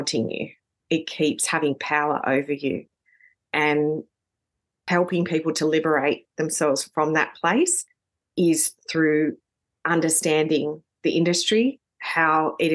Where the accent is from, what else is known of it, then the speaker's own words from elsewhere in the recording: Sydney, New South Wales, Australia; I grew up in New South Wales, in Sydney